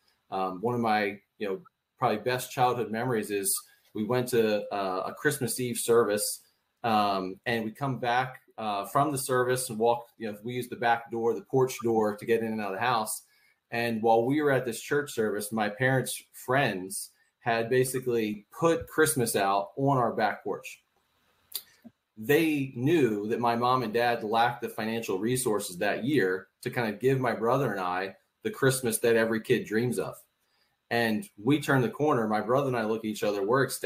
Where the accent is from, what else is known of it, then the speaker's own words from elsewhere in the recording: Philadelphia, Pennsylvania, United States; In the Philadelphia area, you know, unique situation in that we had 1 acre